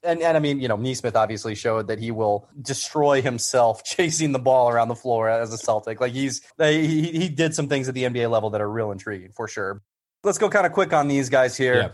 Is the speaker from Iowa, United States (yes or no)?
yes; Iowa, United States; the guy from my home state, Muscatine, Iowa's finest